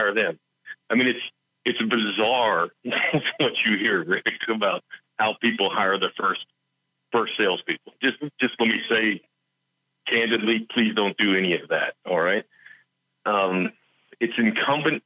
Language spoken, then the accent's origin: English; West Virginia, United States; I'm from West Virginia